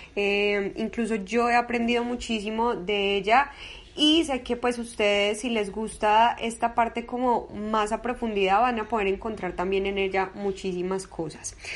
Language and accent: Spanish; Medellín, Antioquia, Colombia; yo soy de Medellín, soy paisita